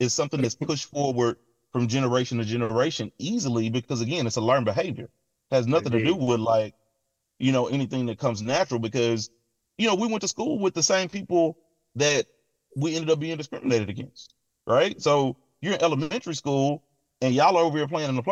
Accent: Mississippi, United States; now in Atlanta, United States; I didn't grow up in Atlanta. I grew up in Mississippi.

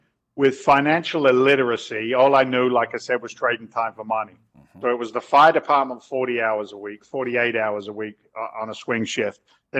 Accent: London, United Kingdom; now in United States; I'm an Englishman. I was born in London, but I carry an American passport.

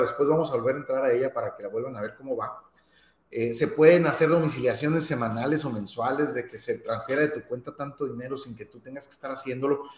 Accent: Mexico; para quienes somos mexicanos

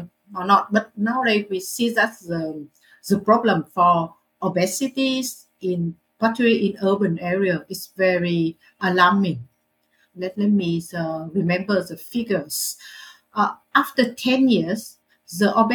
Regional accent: Hanoi, Vietnam; also born or lived in Melbourne, Australia; I was born and grew up in a poor family in Hanoi.

